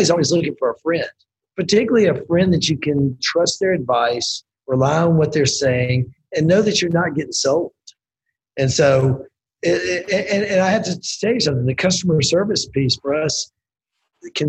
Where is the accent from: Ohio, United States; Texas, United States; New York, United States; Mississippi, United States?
Mississippi, United States; moved away; the guy that I grew up working for in Mississippi